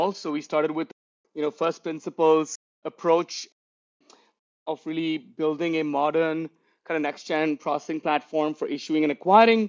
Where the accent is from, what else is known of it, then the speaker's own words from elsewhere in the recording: Mumbai, Maharashtra, India; moved away as an adult; also born or lived in Dubai / New York / Bangalore; So I was born and raised in Mumbai in India. I spent the first 30 years of my life there